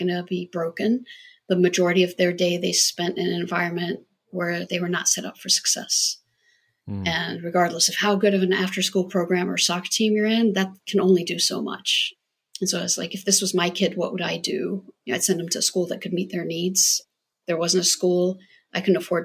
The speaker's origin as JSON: {"language": "English", "country": "Jordan", "tie": "born or raised there", "moved": "yes", "lives_now": "United States", "said": "I grew up in Jordan"}